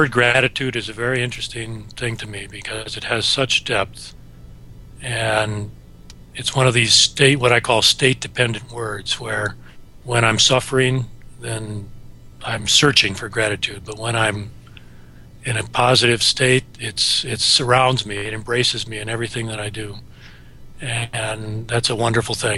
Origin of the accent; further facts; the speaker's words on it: Wisconsin, United States; moved away as an adult; I grew up in Wisconsin and came out east